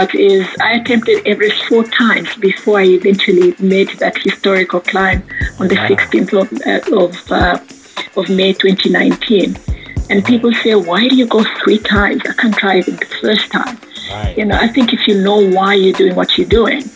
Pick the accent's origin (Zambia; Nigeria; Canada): Zambia; Lusaka, Lusaka Province; I was born in Lusaka. I'm one of 7 girls, raised by a single mother with the support of my grandparents.